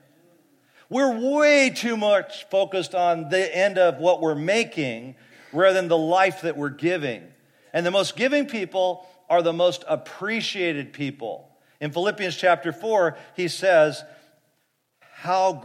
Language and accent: English; Fresno, California, United States; I grew up in Fresno